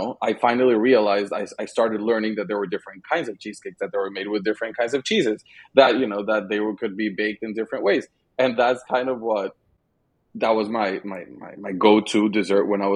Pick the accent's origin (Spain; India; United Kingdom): Spain; Madrid, Community of Madrid; moved away; growing up in Spain, a tradition we had was every Sunday we would get together with the family and we would have lunch